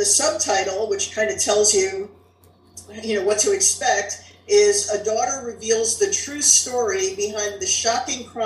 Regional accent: Englewood Cliffs, New Jersey, United States; I grew up in Englewood Cliffs, New Jersey, which is an upper middle class town

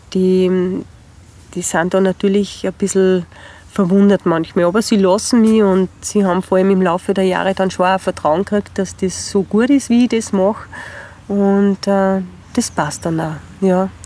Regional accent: Spital am Pyhrn, Upper Austria, Austria; in Spital am Büren in meiner Heimatgemeinde

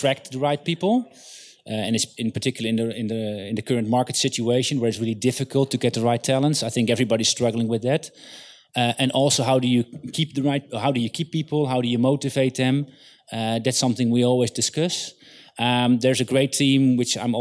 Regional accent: Netherlands

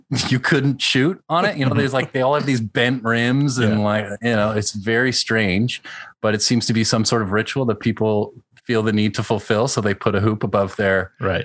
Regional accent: Montreal, Quebec, Canada; moved away as an adult; also born or lived in Newfoundland; now in Toronto, Canada; I was born in Newfoundland, but I grew up in Montreal, in the West Island, a little English part, and then moved to the Plateau in my early 20s

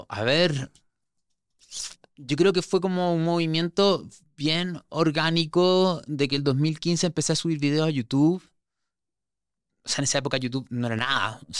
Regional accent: Santiago, Santiago Metropolitan Region, Chile; moved away; Sí, sí, sí que no se me nota el acento? ¿Cuántas veces me vas a decir po dentro de todo? No, no, yo ya ocho años fuera de Chile lo tengo neutralizadísimo

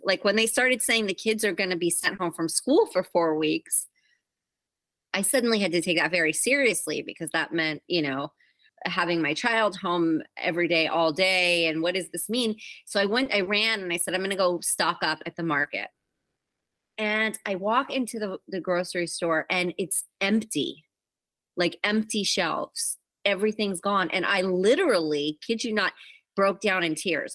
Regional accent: Huntington Beach, California, United States; also born or lived in Glendale, California / Los Angeles, California; they built a home in Huntington Beach, California, which is about 45 minutes south of LA. And um, I grew up between there and Los Angeles

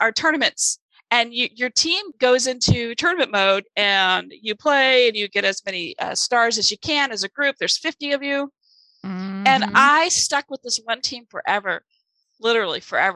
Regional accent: Germany; first language German; English is a second language; moved away; English is my second language. I tell people this all the time. German's my first language

